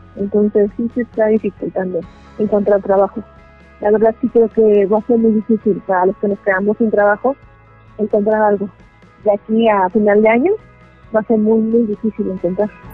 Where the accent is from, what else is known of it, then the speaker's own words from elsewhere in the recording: Mexico City, Mexico; tengo 33 años y soy de la Ciudad de México.